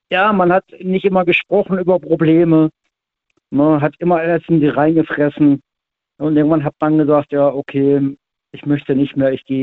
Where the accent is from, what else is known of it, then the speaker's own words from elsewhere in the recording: Baden-Württemberg, Germany; also born or lived in Hannover; ich komme ja eigentlich aus Hannover, bin in Baden-Württemberg groß geworden